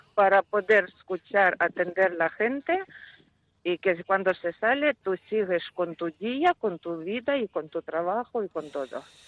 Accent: Ukraine; Spanish is a second language; now in Spain; mi país

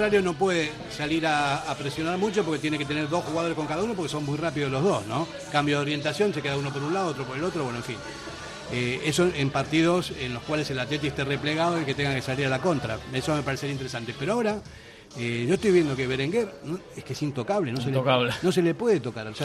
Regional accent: Argentina; yo, soy argentino y no hablo mucho

